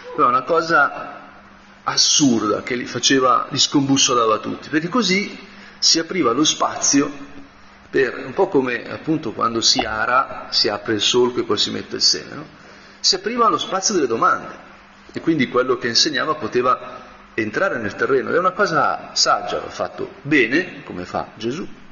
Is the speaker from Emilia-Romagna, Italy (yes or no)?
no; Brianza, Lombardy, Italy; da Brianzolo